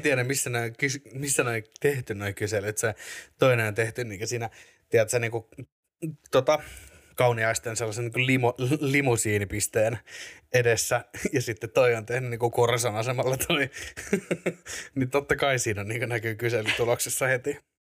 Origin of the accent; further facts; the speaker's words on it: Espoo, Uusimaa, Finland; also born or lived in Korso, Vantaa; now in Helsinki, Finland; Mä sy- synnyin, synnyin Korsossa. Sitten tota, asustelin vähän siellä täällä PK-seutua. Ja sitten tämän niin kuin, koko peruskoulun ja lukion niin asuin Espoossa